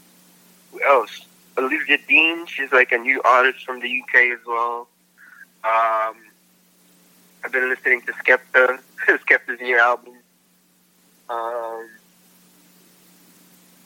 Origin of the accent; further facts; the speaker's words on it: Philippines; moved away; I speak fluent Tagalog. I grew up in the Philippines.